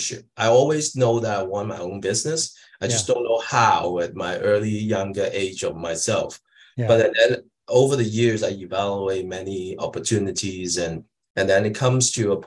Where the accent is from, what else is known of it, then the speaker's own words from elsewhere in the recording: Hong Kong; also born or lived in Greater Toronto Area, Canada; now in Toronto, Canada; I'm an immigrant from Hong Kong, like about 30 years ago into Canada